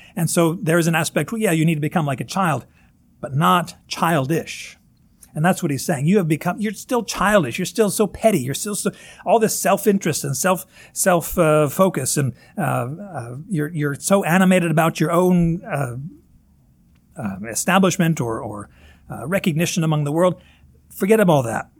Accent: Northern Kentucky, United States; accent: Northern Kentucky; my Northern Kentucky accent, Corinth.

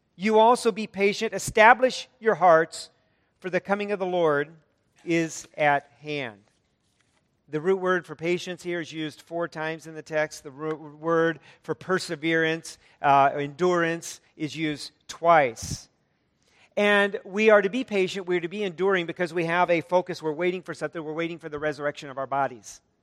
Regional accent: United States; an American

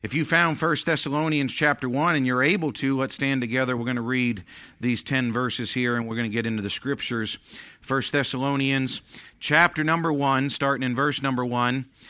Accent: United States; I want to be remembered as being an American

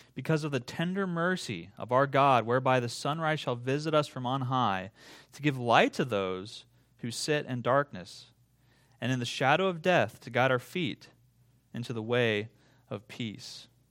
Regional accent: Iowa, United States; growing up in Iowa

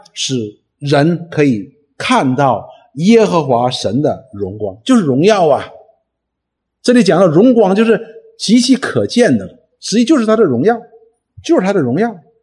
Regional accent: China; 我们中国人所说的除恶务尽

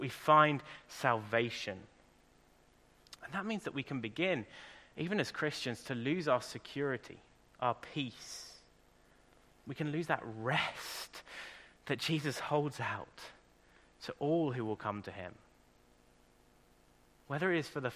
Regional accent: England, United Kingdom; now in Ireland; I'm English

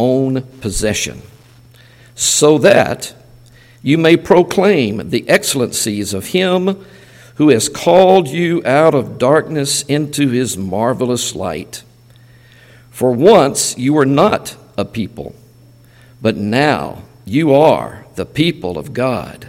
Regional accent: Mississippi, United States; we're from the States, and we're from Mississippi

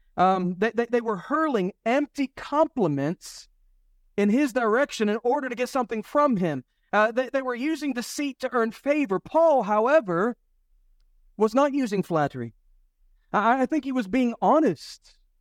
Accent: United States; now in United Kingdom; me being an American, uh, living in Britain, uh, living in Europe

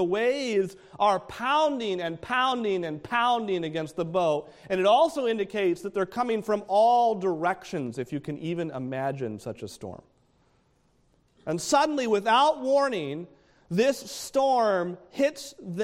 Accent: New Hampshire, United States; I'm from New Hampshire. We have a mountain that they like to say is the world's worst weather, Mount Washington

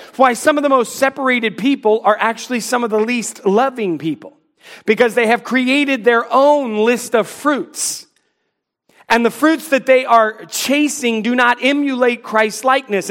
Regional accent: North Carolina, United States; I would say North Carolina

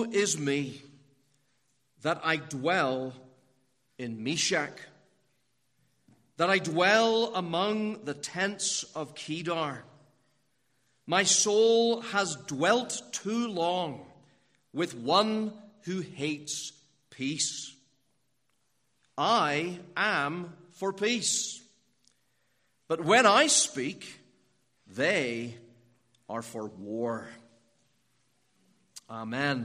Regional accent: Northern Ireland, United Kingdom; now in Pittsburgh, United States; you might have guessed from the way I speak that I'm not from America. I'm from Northern Ireland, and that means I'm a British citizen

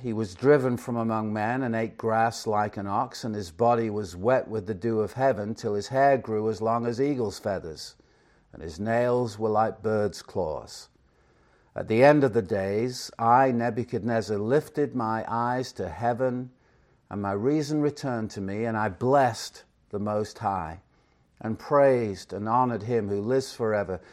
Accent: Chester, North West England, United Kingdom; now in Phoenix, United States; originally, as you might know, I'm from England, Chester, England to be precise.

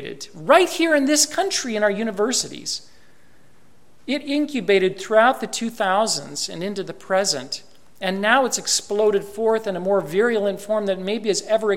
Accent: United States; also born or lived in Japan; I'm an American

